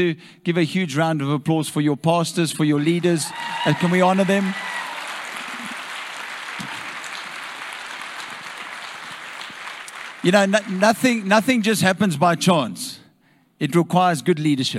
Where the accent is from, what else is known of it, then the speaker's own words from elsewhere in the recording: Nigel, Gauteng, South Africa; I'm from Nigel